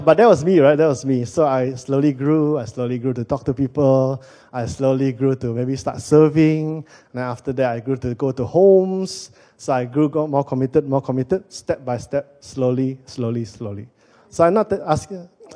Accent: Penang, Malaysia; moved away as an adult; also born or lived in Kuala Lumpur, Malaysia; I'm originally from Penang, but I got a job in KL

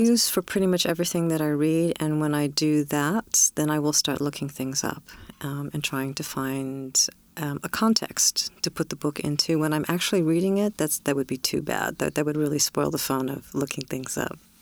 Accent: California, United States; born or raised there

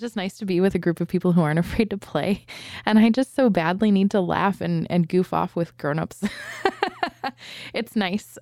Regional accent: San Diego, California, United States; we're from San Diego

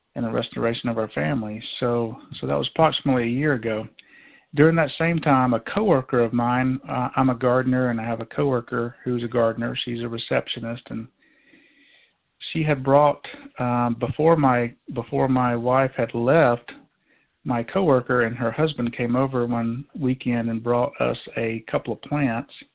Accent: Georgia, United States; moved away as an adult; now in North Idaho, United States; I was born and raised in Georgia

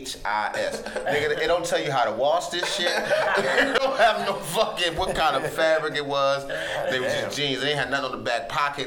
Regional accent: Cleveland, Ohio, United States; I'm from Cleveland.

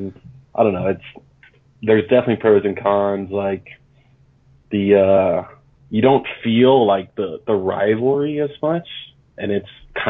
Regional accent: Louisville, Kentucky, United States; moved away as an adult; now in Denver, United States; You know, I was born and raised in Louisville.

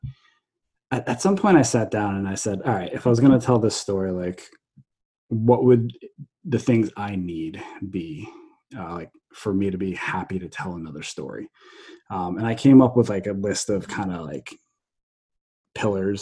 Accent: New Jersey, United States; I grew up in New Jersey.

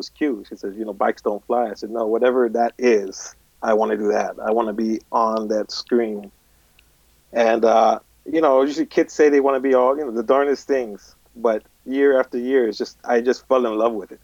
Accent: Inglewood, California, United States; also born or lived in Torrance, California; I grew up in Inglewood

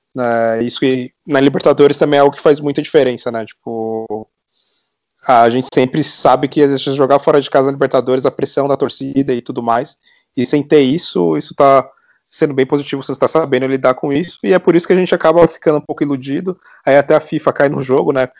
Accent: São Paulo, Brazil; eu sou aqui de São Paulo

